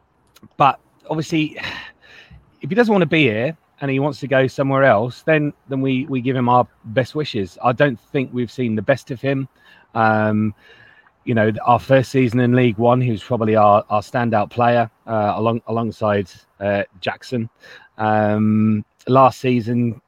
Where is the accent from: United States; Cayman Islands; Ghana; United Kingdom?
United Kingdom; Lincolnshire, East Midlands; moved away; I'm originally from Lincolnshire, which is why I've got a very strange accent at times